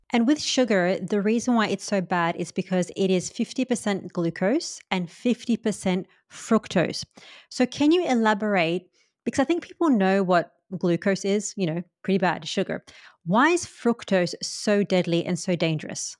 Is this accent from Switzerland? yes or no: no; India; I'm Indian